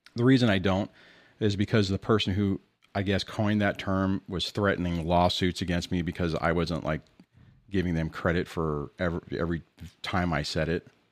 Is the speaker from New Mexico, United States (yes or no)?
no; Southern California, United States; I'm from California in Southern California